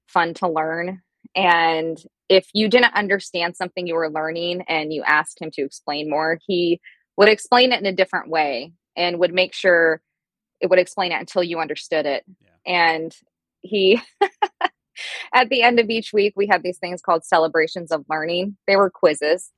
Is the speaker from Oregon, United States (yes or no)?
yes; Oregon, United States; I live in Oregon. So I'm from the Pacific Northwest. I'm a true Oregonian. I was born and bred here. I'm not a transplant